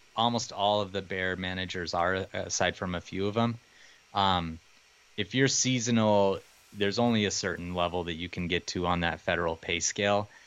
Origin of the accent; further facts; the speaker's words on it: Montana, United States; I grew up here in Montana